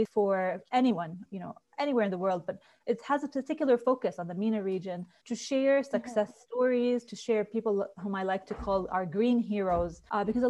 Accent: Jordan; also born or lived in United States; So I grew up in Jordan, but I had the chance to do my studies in the US.

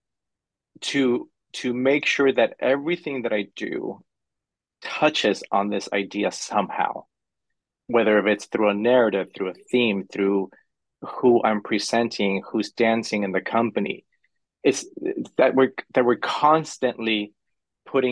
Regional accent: Los Angeles, California, United States; now in San Francisco, United States; I grew up in Hollywood, California. So I grew up in the middle of the entertainment industry, literally.

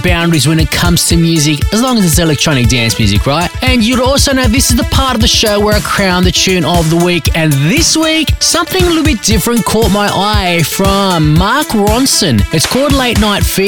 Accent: Australia; also born or lived in Greece (ancestry); I am Greek, although I am Australian

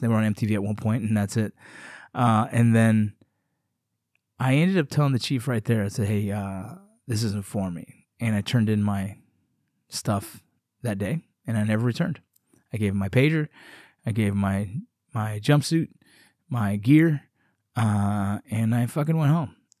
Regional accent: Los Angeles, California, United States; growing up in Los Angeles, California

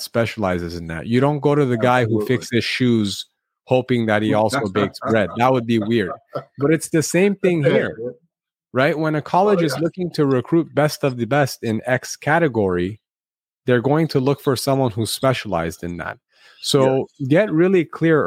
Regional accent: Los Angeles, California, United States; the Armenian American community in Los Angeles, where I grew up

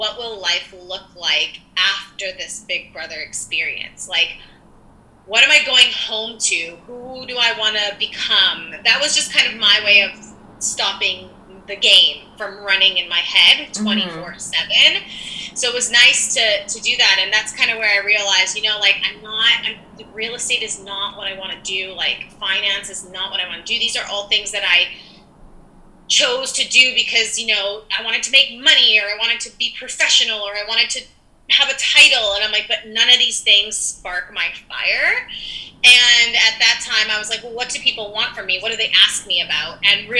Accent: Winnipeg, Manitoba, Canada; moved away as an adult; also born or lived in El Salvador; now in Vancouver, Canada; I grew up in Winnipeg, Manitoba, and then I actually moved out to the West Coast on my own in 2008 at the ripe old age of 19.

